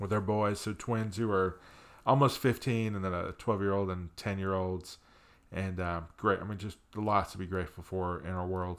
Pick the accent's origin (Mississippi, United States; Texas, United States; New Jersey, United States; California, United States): New Jersey, United States; moved away; also born or lived in Pennsylvania; I grew up in the Northeast, grew up in New Jersey with a mom and dad who loved me